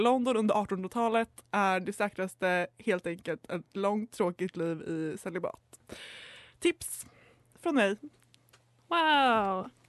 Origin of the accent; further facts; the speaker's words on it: Umeå, Västerbotten County, Sweden; och jag kommer från Umo och är sexualupplysare